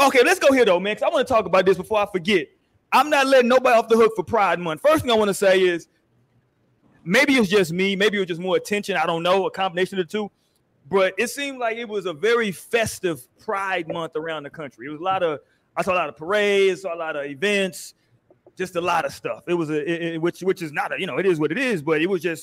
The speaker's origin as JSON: {"language": "English", "town": "Houston", "region": "Texas", "country": "United States", "said": "I'm from Houston. I'm from the South"}